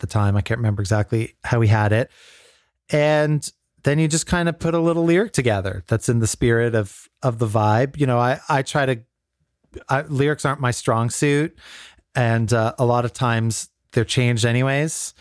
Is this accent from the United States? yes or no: no; Canada; growing up in Canada.